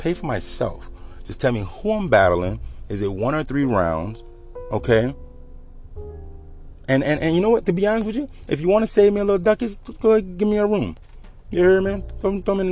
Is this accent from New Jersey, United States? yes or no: no; Louisiana, United States; I'm from the South. I'm from Louisiana.